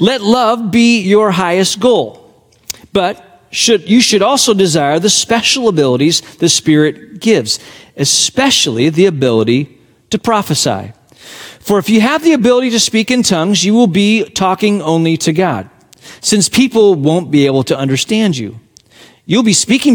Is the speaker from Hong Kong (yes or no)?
yes; Hong Kong; moved away; my hometown on the front, Hong Kong, where I was born and raised